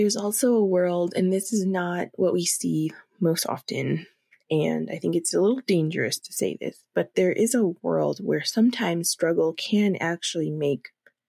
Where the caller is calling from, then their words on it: Denver, Colorado, United States; And especially here in Colorado, I'm phoning in from Denver, Colorado